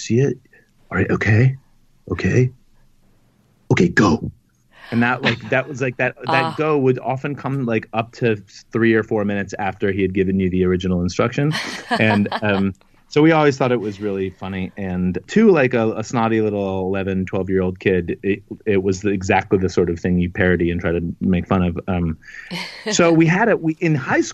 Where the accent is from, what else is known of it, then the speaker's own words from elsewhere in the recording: Washington, District of Columbia, United States; moved away as an adult; also born or lived in Chicago; I grew up in Washington, D.C.